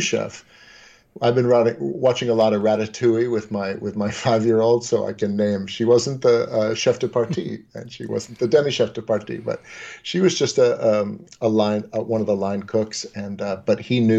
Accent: New York, United States; we grew up in New York

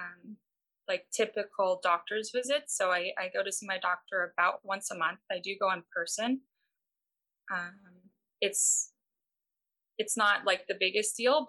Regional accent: Pasadena, California, United States; I'm from Pasadena. I've lived here most of my life

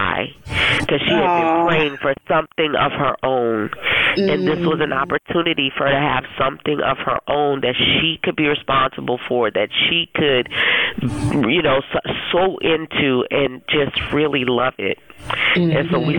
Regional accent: New Orleans, Louisiana, United States; moved away as an adult; now in Nashville, United States; I grew up in New Orleans

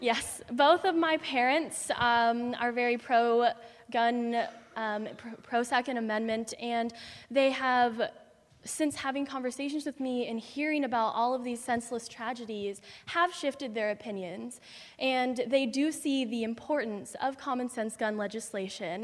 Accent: Redding, California, United States; now in Marin County, United States; I'm from Redding, California, which is at the very top of the state and represents a very different kind of background than the one that I found here in Marin

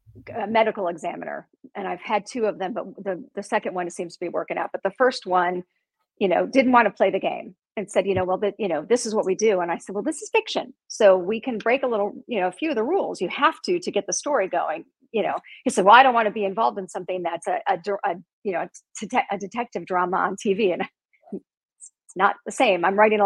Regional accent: Chicago, Illinois, United States; also born or lived in Indiana; So like I said, I'm from Chicago. I'm originally from Indiana, but I spent my formative years in Chicago. I lived there till I was 30, and I'm Italian. So I have a Chicago Italian woman's personality.

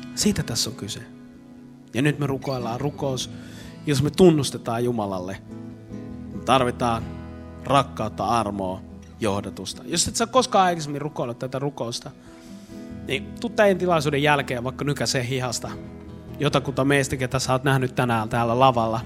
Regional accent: Eastern Finland, Finland; mä oon Itä-Suomesta

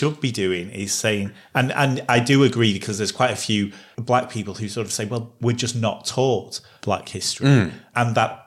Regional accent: England, United Kingdom; we're two English white blokes

